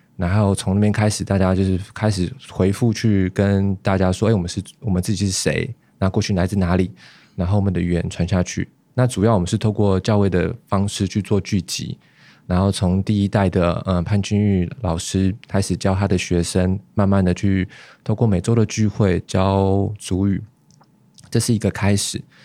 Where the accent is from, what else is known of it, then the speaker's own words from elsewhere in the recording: Puli, Nantou County, Taiwan; 我是部落长大， 那从小的爱兰到国国小、国中都在那边